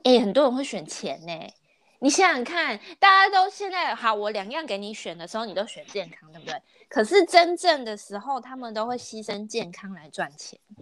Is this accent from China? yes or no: no; Taiwan; 我们台湾人都是注，比较注重实用性